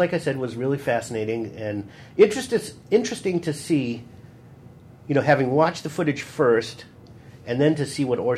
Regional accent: Glencoe, Illinois, United States; my hometown. Oh, really? Glencoe, Illinois.

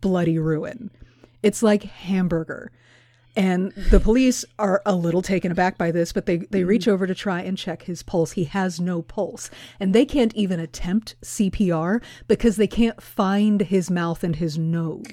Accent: Houston, Texas, United States; moved away; I grew up in Houston

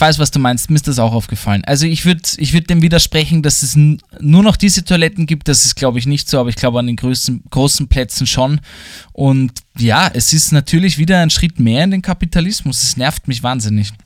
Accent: Vienna, Austria; accent: Wiener Dialekt; Mir wurde der Dialekt abgesprochen, dass ich aus Wien bin

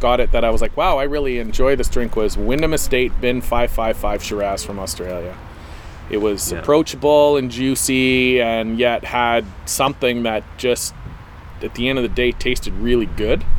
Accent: Canada; we're Canadian

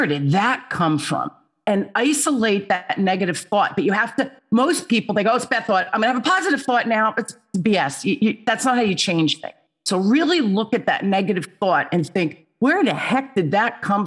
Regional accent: Newark, New Jersey, United States; also born or lived in Holmdel, New Jersey; I grew up in Newark, New Jersey, which was the inner city, riots, the whole thing, scary place to be. And we moved to this place called Homedale

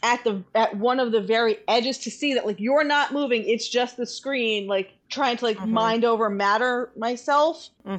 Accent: New York, United States; as a New Yorker, like there's, I see enough rats that I'm kind of like grossed out by rats also

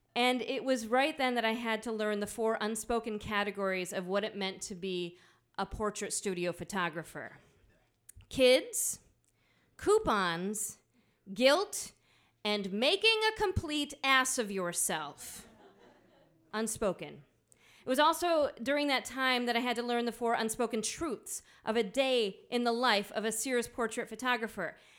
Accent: Midwest, United States; accent: nasally Midwestern; moved away; also born or lived in Johnson City, Tennessee; my nasally Midwestern accent

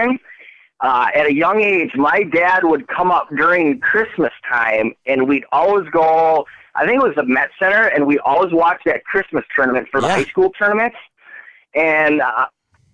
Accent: Brookfield, Wisconsin, United States; moved away as an adult; also born or lived in Sweden / Germany / North Dakota; now in Minnesota, United States; I grew up in Brookfield

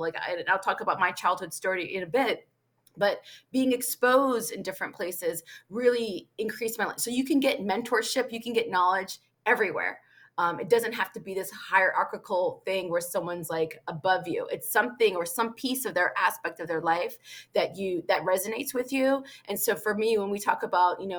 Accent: Virginia, United States; I was born and raised in America

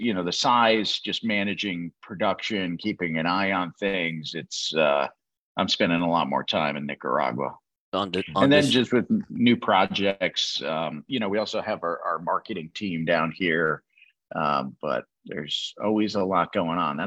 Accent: New Haven, Connecticut, United States; I'm from New Haven, Connecticut

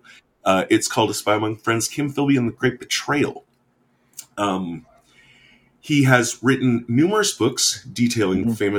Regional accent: United States; as an American

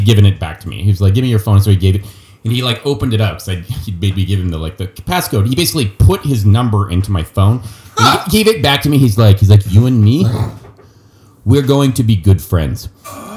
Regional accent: California, United States; I'm from California

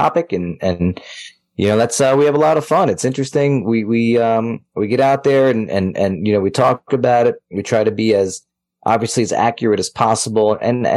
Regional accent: Long Island, New York, United States; now in North Carolina, United States; I grew up on Long Island.

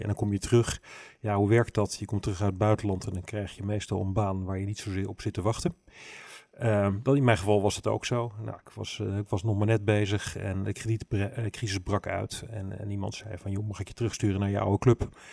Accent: Rotterdam, South Holland, Netherlands; accent: plat Rotterdams; ik ben wel, wel helemaal opgegroeid in die stad

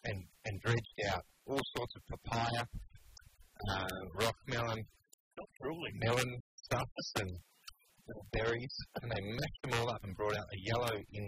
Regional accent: Adelaide, South Australia, Australia; moved away; in my hometown of Adelaide.

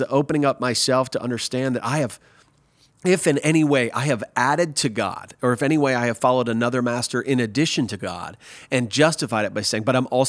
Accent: Nebraska, United States; also born or lived in Wisconsin / Missouri; now in Texas, United States; because I'm an American and I grew up in America, I grew up in Nebraska, Wisconsin, Missouri, and now Texas for the last 16 years

